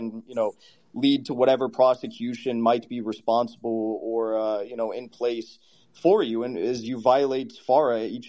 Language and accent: English; United States; as an American, as a red, Sarah, my ancestors, they sailed over on the Mayflower. They came here in 1620. My ancestors fought in the American Revolution.